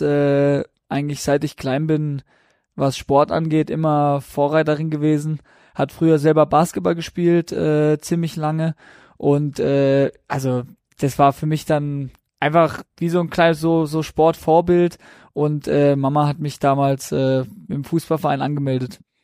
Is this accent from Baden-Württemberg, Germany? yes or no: yes; Breisach, Baden-Württemberg, Germany; now in Regensburg, Germany; bei uns in Preisach, da bin ich aufgewachsen und geboren